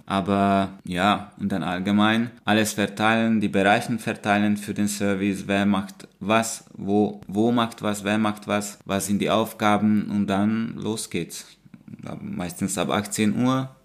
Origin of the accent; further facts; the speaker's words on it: Hungary; moved away as an adult; now in Germany; Ich komme aus Ungarn. Ich lebe seit fünf Jahren in Deutschland.